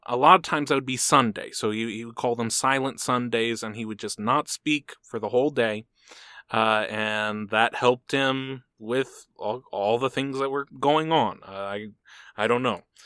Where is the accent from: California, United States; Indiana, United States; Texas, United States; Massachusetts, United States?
Texas, United States; As a Texan